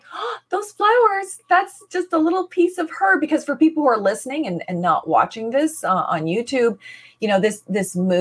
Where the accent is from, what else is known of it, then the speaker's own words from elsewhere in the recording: Canada; I'm from the Mi'kmaq nation